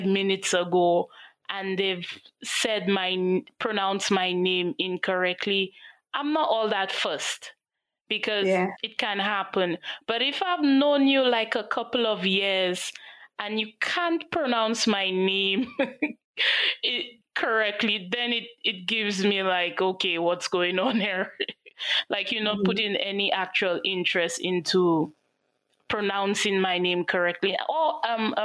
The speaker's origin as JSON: {"language": "English", "country": "St. Lucia", "said": "I'm from St. Lucia."}